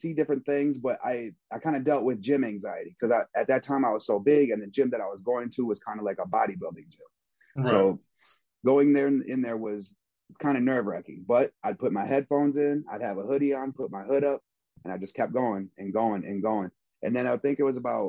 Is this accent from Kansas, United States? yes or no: no; Beloit, Wisconsin, United States; I'm from Beloit, Wisconsin, a small town. A lot of stuff goes on there, though. I had a lot of violence when I was a kid that happened.